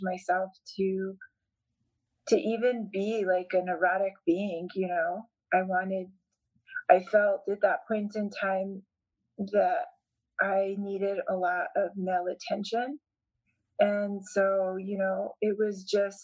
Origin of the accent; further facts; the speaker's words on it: Hernandez, New Mexico, United States; also born or lived in Colorado; my parents lived in Colorado, and then we inherited land from my mother's parents, and so we moved to Hernandez